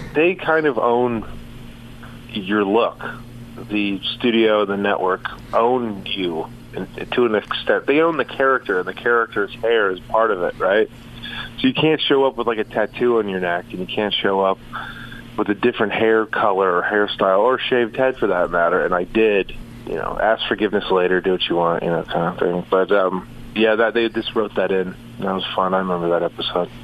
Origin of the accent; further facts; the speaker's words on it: Southern California, United States; also born or lived in San Antonio, Texas; I grew up in uh, Southern California, so it was uh, I grew up on like on different sail, two different sailboats